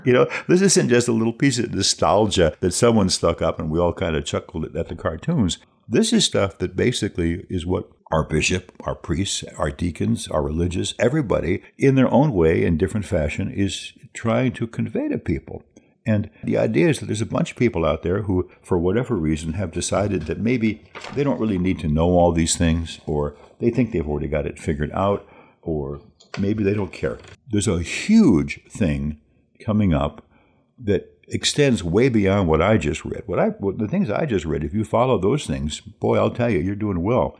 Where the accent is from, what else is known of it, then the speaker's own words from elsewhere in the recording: New Jersey, United States; moved away as an adult; also born or lived in Menominee, Wisconsin / Marshfield, Wisconsin / Milwaukee, Wisconsin; now in La Crosse, United States; I've spent more time in Wisconsin than in my home state of New Jersey when I left there at eighteen years old